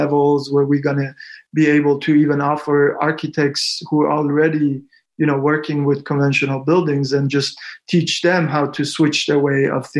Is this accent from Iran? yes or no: yes; Iran; moved away; I was born in Iran